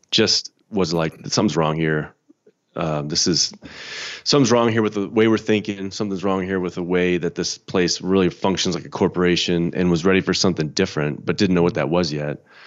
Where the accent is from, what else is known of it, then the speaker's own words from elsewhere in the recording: Chicago, Illinois, United States; I'm from Chicago. Grew up in the Chicago suburbs.